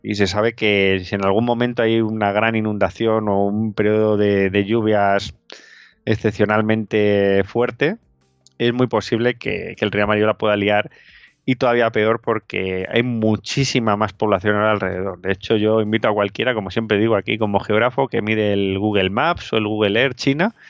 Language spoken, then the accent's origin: Spanish; Madrid, Community of Madrid, Spain; Nosotros, por ejemplo, somos de Madrid, aquí el riesgo sísmico es nulo